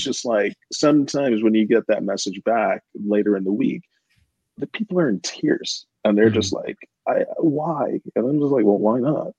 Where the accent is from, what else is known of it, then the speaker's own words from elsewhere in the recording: United States; moved away; I'm American